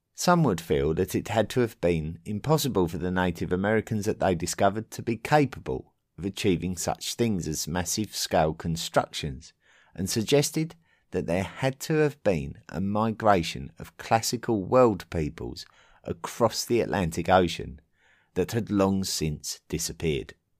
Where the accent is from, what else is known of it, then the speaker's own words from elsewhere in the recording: England, United Kingdom; in my home country of England